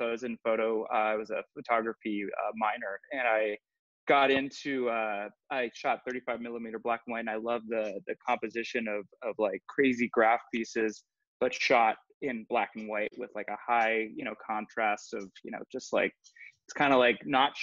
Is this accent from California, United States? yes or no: yes; Laguna Beach, California, United States; also born or lived in Los Angeles; I grew up in Southern California. I'm a California guy, born and raised. I grew up in Orange County, Laguna Beach